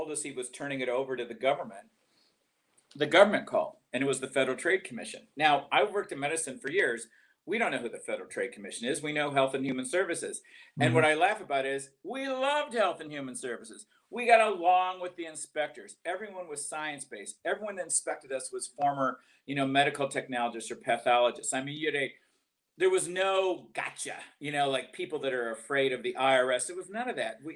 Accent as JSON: {"language": "English", "town": "Detroit", "region": "Michigan", "country": "United States", "tie": "born or raised there", "also_born_or_lived": "Atlanta, Georgia", "moved": "as an adult", "lives_now": "Georgia, United States", "said": "But I left in 83. I grew up in Detroit."}